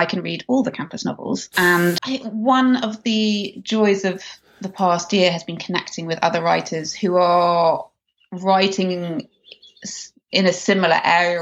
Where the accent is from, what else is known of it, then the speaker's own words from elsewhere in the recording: England, United Kingdom; moved away as an adult; now in Los Angeles, United States; growing up in England as a child, I devoured Enid Blyton books